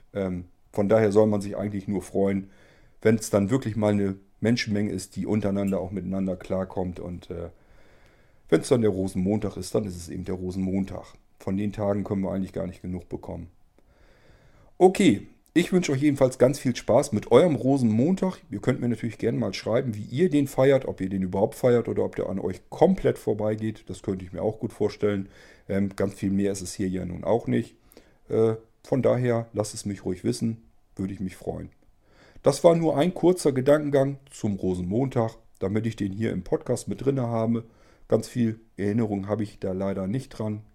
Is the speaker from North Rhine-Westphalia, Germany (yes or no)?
no; Lower Saxony, Germany; Im Norden, gerade hier bei uns in Niedersachsen